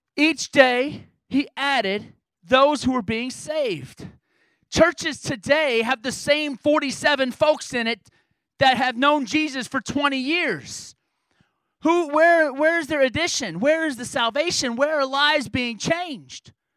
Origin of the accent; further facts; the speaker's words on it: New York, United States; I grew, I grew up in New York as my high school growing up